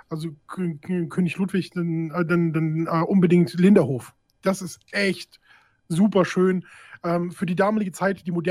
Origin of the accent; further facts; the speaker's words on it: Düsseldorf, North Rhine-Westphalia, Germany; born there; Ich bin äh, in Düsseldorf geboren, aber ich habe in Köln studiert und habe deswegen eine sehr, sehr innige äh, Beziehung zu Köln.